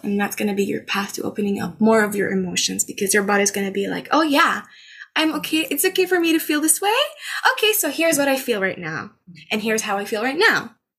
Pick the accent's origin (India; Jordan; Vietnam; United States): Jordan; Amman, Amman Governorate; moved away as an adult; now in Canada; I was born and raised in Amman, Jordan